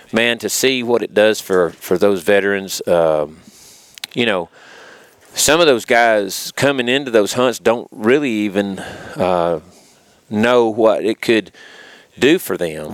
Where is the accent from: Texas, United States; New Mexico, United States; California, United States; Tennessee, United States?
Tennessee, United States; Pickwick Dam, Hardin County; I grew up up around Pickwick Dam, so I've fished all my life